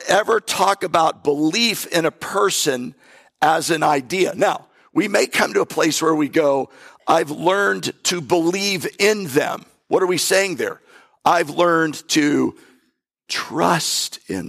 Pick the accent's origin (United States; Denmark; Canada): United States; North Florida; I'm from North Florida. My background is country in a way.